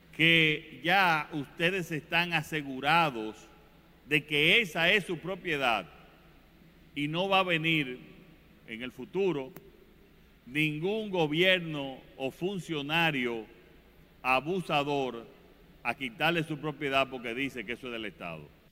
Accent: Dominican Republic; moved away; disfrutar una buena estadía en mi país

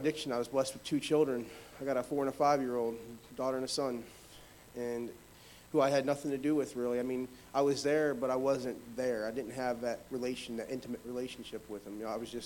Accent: North Port, Florida, United States; from Northport, Florida

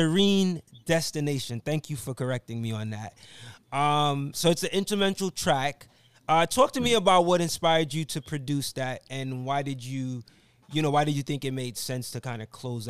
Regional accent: Brooklyn, New York, United States; And I'm from Brooklyn.

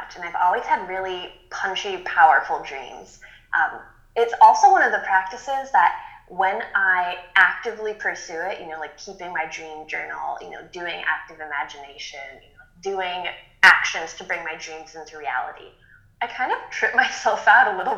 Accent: Massachusetts, United States; moved away; where I grew up in Massachusetts, which is in the middle of nowhere

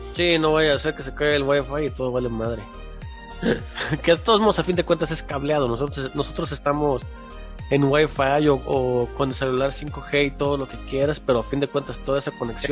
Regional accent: Mexico; como mexicanos, los mexicanos, los que pagamos impuestos

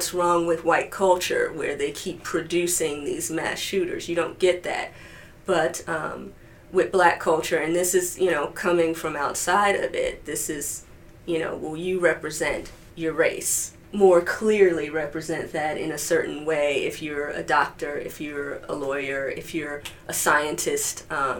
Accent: Chicago, Illinois, United States; I grew up just enshrined in Blackness. I mean, it doesn't get much Blacker on the south side of Chicago

